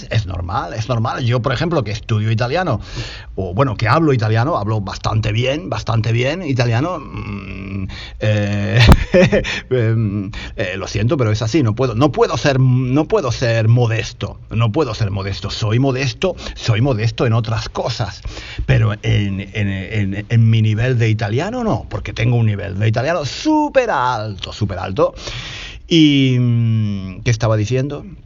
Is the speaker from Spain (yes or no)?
yes; Spain; porque soy un tío de España que estoy hablando aquí como un loco